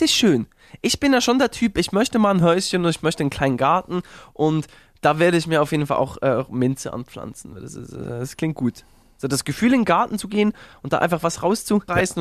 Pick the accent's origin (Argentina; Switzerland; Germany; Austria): Switzerland; Uetendorf, Bern; groß geworden in Uetendorf hieß das Dorf, so ein 7000 Einwohner Dorf